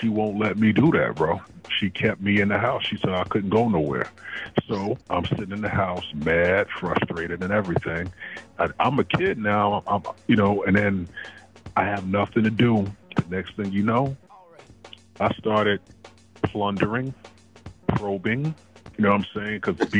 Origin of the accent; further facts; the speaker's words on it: South Carolina, United States; also born or lived in Fayetteville, United States; First of all, I'm from Fayetteville. I was actually born in Fort Bragg. And, you know, I live many places. You know, both of my parents is in the military, so I've been around. When my parents split, that's when we came to South Carolina and was raised by our grandmother.